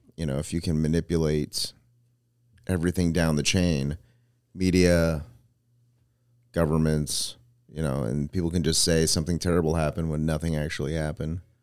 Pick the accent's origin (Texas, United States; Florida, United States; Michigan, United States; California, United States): California, United States; Manteca; there was a Boys and Girls Club in my hometown